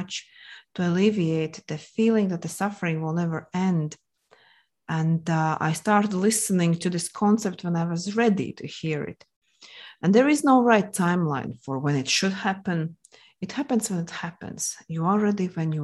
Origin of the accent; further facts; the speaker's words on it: Latvia; English is a second language; moved away as an adult; now in Moscow, Russia; originally, I'm from Latvia, hence the accent you might have noticed. I'm not the native English speaker